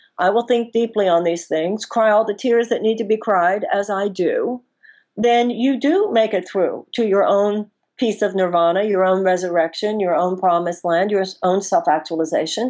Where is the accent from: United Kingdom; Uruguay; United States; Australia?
United States; as American women